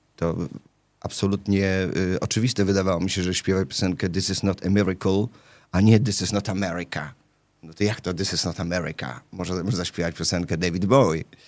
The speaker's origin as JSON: {"language": "Polish", "town": "Łódź", "region": "Łódź Voivodeship", "country": "Poland", "tie": "born or raised there", "moved": "yes", "said": "jestem e, rodowitym łodzianinem, bo tam się urodziłem"}